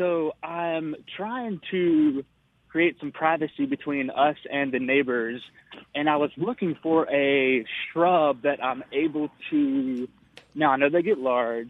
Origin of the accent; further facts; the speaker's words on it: Mississippi, United States; now in Greenville, United States; I'm calling from Greenville. I grew up in Mississippi, but I've been in Greenville, South Carolina for about 5 years now.